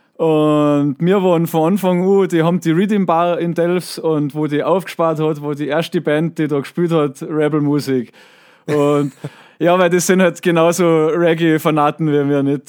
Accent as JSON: {"language": "German", "region": "Tyrol", "country": "Austria", "said": "ich komme aus einem Tourismusort"}